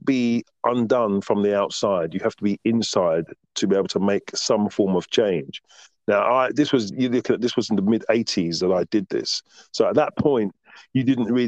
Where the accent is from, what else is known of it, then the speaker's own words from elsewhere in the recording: London, United Kingdom; moved away as an adult; now in Margate, United Kingdom; growing up in Southwest London, Tooting, where I lived